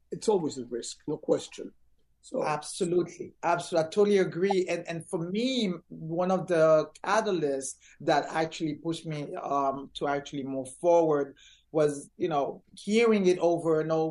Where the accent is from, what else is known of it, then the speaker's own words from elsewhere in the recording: Orlando, Florida, United States; from there, I grew up in Orlando, went to school here, wrapped up uh, middle school, did my whole entire high school here.